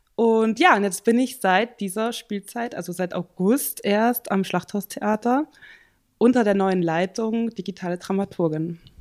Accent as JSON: {"language": "German", "region": "Central Germany", "country": "Germany", "also_born_or_lived": "Vienna, Austria", "moved": "as an adult", "lives_now": "Bern, Switzerland", "said": "ich komme aus Mitteldeutschland"}